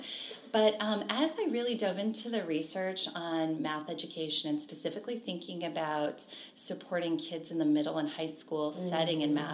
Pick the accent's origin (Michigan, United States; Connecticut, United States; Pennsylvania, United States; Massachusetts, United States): Michigan, United States; also born or lived in Iowa / Ohio; now in Oxford, Ohio, United States; I grew up in Michigan